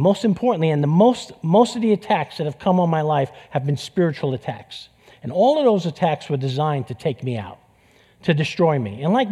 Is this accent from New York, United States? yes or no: yes; New York City, New York, United States; accent: New York; moved away; I grew up in East Harlem in New York City